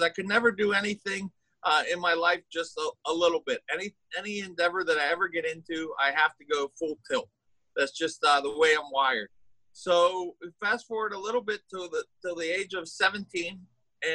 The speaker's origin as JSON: {"language": "English", "town": "Pittsburgh", "region": "Pennsylvania", "country": "United States", "tie": "born or raised there", "said": "I grew up in Pittsburgh, Pennsylvania, which is on the east coast of the United States"}